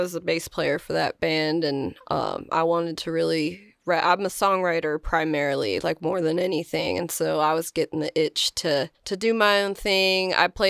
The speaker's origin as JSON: {"language": "English", "town": "Philadelphia", "region": "Pennsylvania", "country": "United States", "moved": "as an adult", "lives_now": "Nashville, United States", "said": "Well, I came to Nashville. I'm originally from Philadelphia, and I came here about 10 years ago, I think now."}